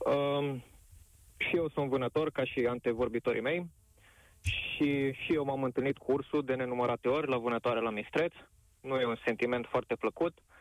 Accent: Covasna County, Romania; sunt din Covazna

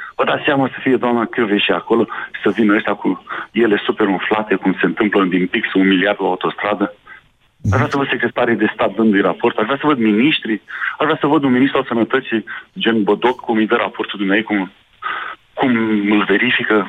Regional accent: Romania; ca român

